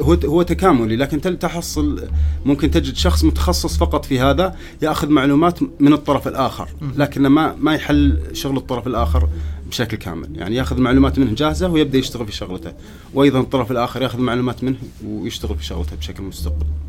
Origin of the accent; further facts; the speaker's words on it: Riyadh, Riyadh Province, Saudi Arabia; also born or lived in Canada; عندنا في الرياض